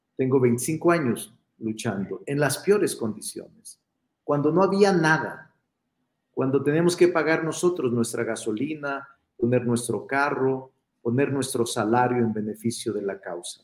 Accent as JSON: {"language": "Spanish", "region": "Zacatecas", "country": "Mexico", "moved": "yes", "lives_now": "Mexico City, Mexico", "said": "soy vecino de la San Rafael desde hace muchos años. Aquí vivo, este es mi domicilio. Soy Zacachilango."}